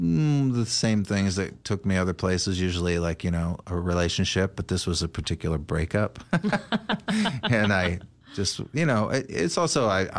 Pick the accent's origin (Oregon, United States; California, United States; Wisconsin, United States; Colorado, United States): Oregon, United States; Portland; moved away as an adult; also born or lived in Eugene, Oregon / New York City; I was born in Eugene, and I grew up here in Portland, and I, you know, left very quickly when I turned like 19, and then lived a lot of other places, and then moved back here.